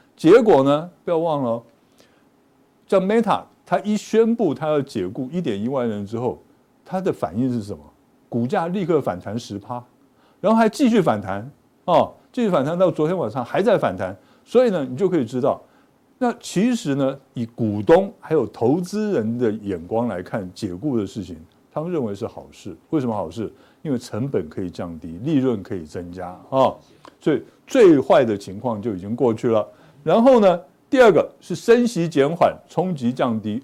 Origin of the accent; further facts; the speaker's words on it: Pingtung County, Taiwan; 我们都是屏东人